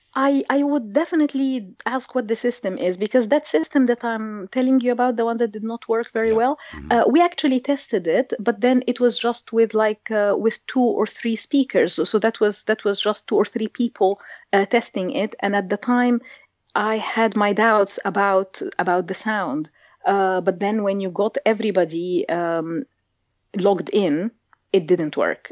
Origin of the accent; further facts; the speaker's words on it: Egypt; I grew up in Egypt in a bilingual environment